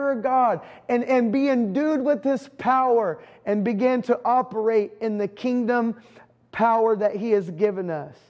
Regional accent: United States; I am an American.

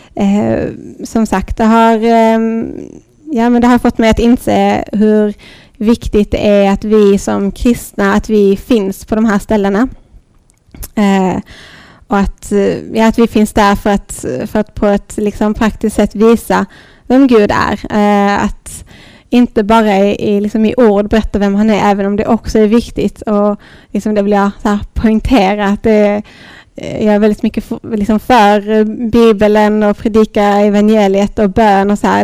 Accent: Lund, Skåne, Sweden; also born or lived in Thailand; i lilla Dalby och Lund där jag växte upp

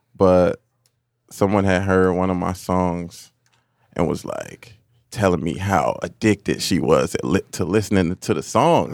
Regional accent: Hillside, Illinois, United States; also born or lived in Chicago, Illinois / Montgomery, Illinois; We moved further west to Hillside

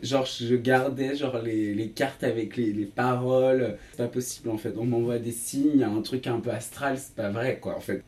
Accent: Saint-Étienne, Auvergne-Rhône-Alpes, France; moved away; also born or lived in Paris; je suis né à Saint-Etienne

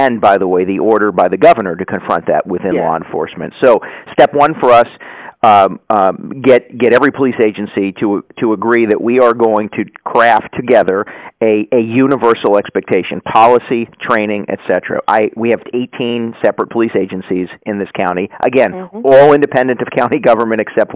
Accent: Yonkers, New York, United States; I was originally from Yonkers

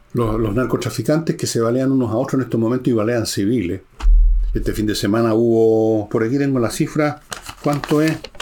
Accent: Chile; somos así los chilenos

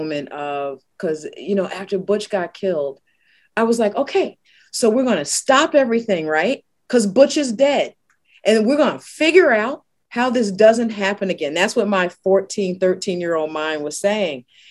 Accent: Newark, New Jersey, United States; also born or lived in St. Paul, Minnesota; now in Minneapolis, United States; I was born in New Jersey, Newark, New Jersey, same hospital as Whitney Houston and Queen Latifah.

